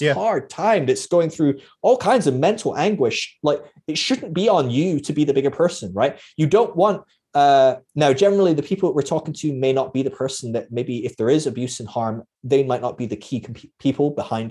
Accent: Scotland, United Kingdom; I'm Scottish

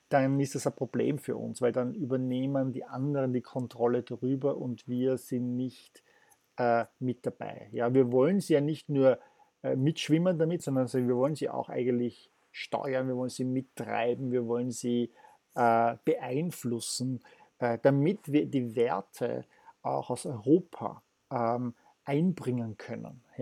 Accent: Vienna, Austria; Ich bin Wiener, ich lerne halt das.

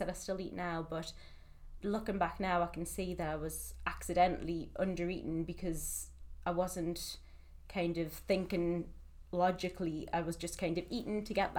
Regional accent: Newcastle upon Tyne, North East England, United Kingdom; moved away as an adult; now in Manchester, United Kingdom; I'm from Newcastle originally, and I've lived in Manchester for the past 5 years

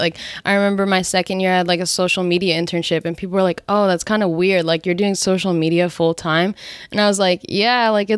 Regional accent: New Jersey, United States; now in San Francisco Bay Area, United States; I'm from New Jersey, but I live out in the Bay

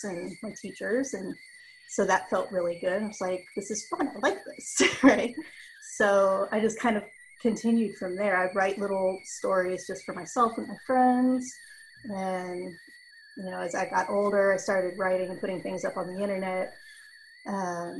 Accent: Austin, Texas, United States; I'm from Austin, Texas.

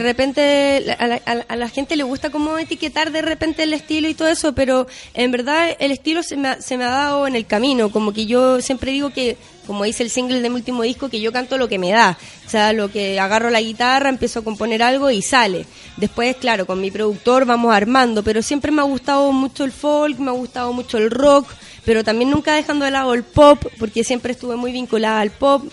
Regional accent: Chile; also born or lived in Chaco, Argentina; me vine muy chiquitita acá en Chile y prácticamente crecí acá

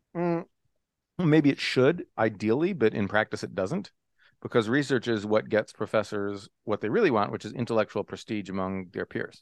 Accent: Texas, United States; moved away as an adult; also born or lived in Oklahoma / California / Japan / Michigan; I was born in Oklahoma. Uh, lived there six weeks. Can't remember a bit of it, obviously. And then um, and then went to Texas, where I grew up.

